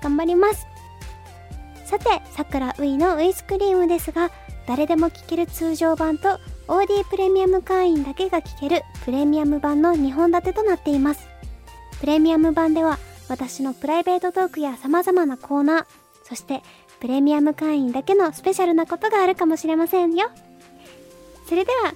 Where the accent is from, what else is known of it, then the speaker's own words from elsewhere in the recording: Fukuoka, Japan; now in Tokyo, Japan; その東京に上京してからは、その福岡にいた時とかは、なんだろうな、友達とね、お菓子食べたりとかしてました